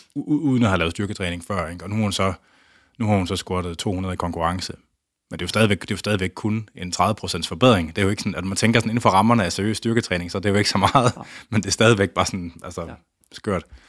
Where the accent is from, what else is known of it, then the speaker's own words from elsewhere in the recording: Skjern, Central Denmark Region, Denmark; also born or lived in Tarm; jeg er jo fra øh, Skjern, Tarm, eller jeg, gik, jeg voksede op uden for Skjern og gået på gymnasiet i Tarm.